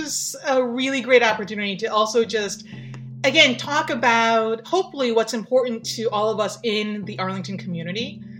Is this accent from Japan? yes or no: yes; Japan; So I, okay, so first, obviously with my name, you could tell I'm Japanese. I am from Japan.